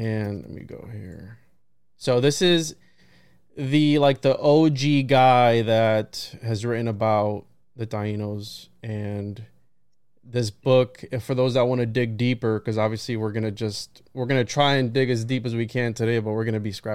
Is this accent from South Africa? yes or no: no; Puerto Rico; I was born in Puerto Rico